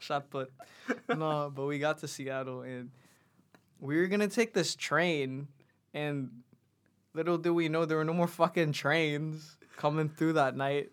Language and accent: English; Philippines; now in New Zealand; we grew up in the Philippines, and then, and then planned, like, we, we kinda knew we were gonna go move over to New Zealand